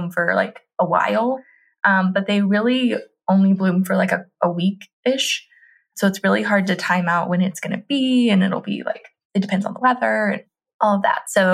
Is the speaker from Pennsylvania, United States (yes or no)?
no; Tennessee, United States; my home state, Tennessee